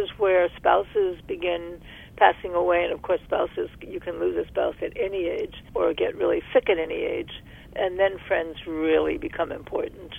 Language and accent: English; New York City, New York, United States; moved away as an adult; also born or lived in Berkeley, California; I'm from Brooklyn, New York